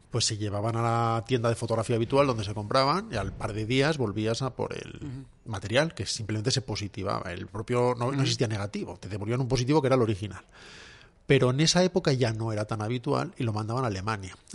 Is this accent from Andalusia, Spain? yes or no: no; Salamanca, Castile and León, Spain; De Salamanca